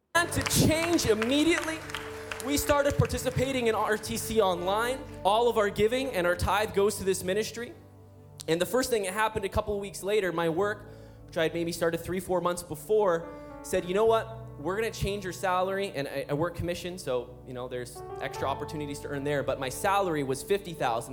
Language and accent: English; Calgary, Alberta, Canada; we're from Calgary, Alberta